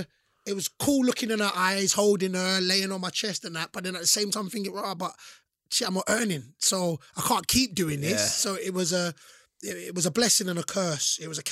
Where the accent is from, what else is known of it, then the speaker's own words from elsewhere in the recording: London, United Kingdom; So remember, I'm from London. So London, you know, I said Metropolitan, Dawson.